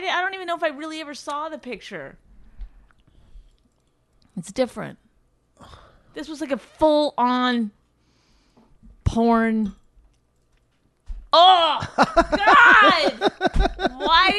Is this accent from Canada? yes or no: yes; Canada; accent: Canadian; I can't even do a Canadian accent. I've lost my Canadian accent. I got so good at other accents.